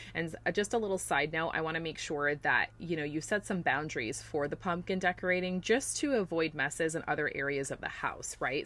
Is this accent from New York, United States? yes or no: yes; New York, United States; now in Florida, United States; growing up in New York